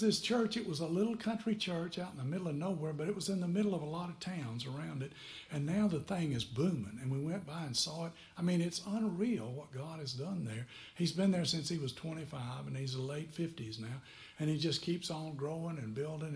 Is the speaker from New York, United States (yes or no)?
no; McMinnville, Tennessee, United States; moved away; also born or lived in Fort Belvoir, Virginia; I'm from McMinnville, Tennessee